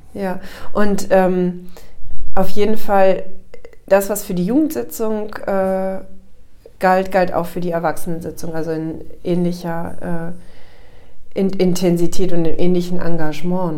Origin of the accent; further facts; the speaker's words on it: Northern Germany, Germany; moved away as an adult; also born or lived in Offenbach-Bieber, Hesse; Ich bin dann ja als Norddeutsche in, äh, in diesen Stadtteil gekommen